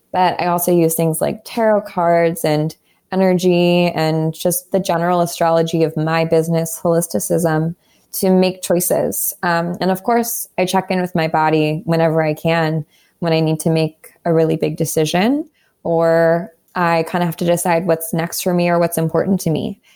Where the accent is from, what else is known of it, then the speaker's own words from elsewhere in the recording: Southern California, United States; moved away as an adult; also born or lived in New York; I grew up in Southern California. I moved to New York